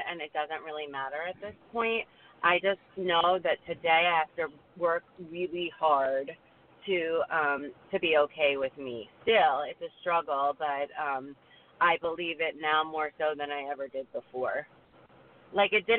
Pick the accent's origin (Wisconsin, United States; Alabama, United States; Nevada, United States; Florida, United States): Florida, United States; South; I grew up in South Florida